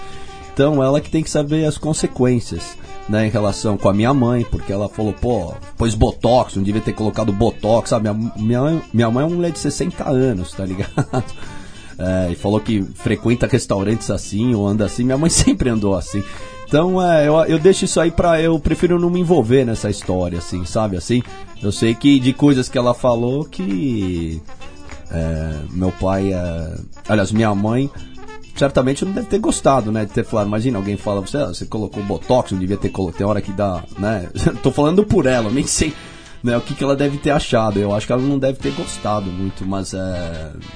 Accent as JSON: {"language": "Portuguese", "region": "São Paulo", "country": "Brazil", "accent": "paulistano", "said": "sou muito paulistano"}